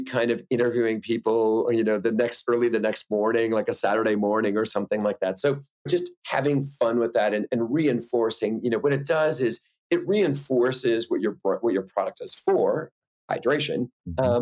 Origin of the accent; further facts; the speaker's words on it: rural Wisconsin, United States; I'm originally from Wisconsin